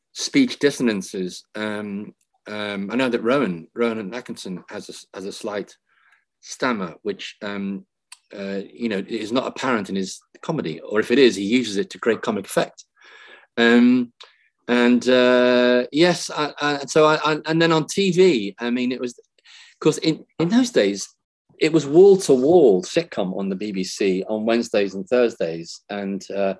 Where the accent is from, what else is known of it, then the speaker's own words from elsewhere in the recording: Liverpool, North West England, United Kingdom; I was born in Liverpool in the mid-50s